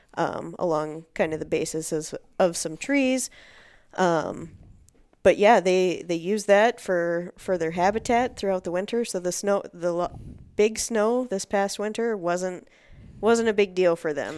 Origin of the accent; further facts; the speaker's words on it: Northeast Iowa, United States; now in Twin Cities, United States; I'm originally from Northeast Iowa, so not I didn't grow up grouse and woodcock hunting. I grew up chasing deer, turkey, and pheasants primarily.